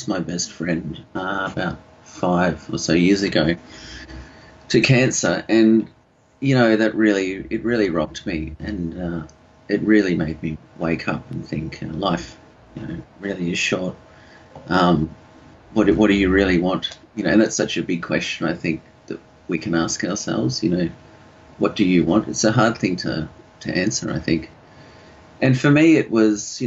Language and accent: English; Sunshine Coast, Queensland, Australia; also born or lived in Yandina / Noosa; growing up on the Sunshine Coast at that time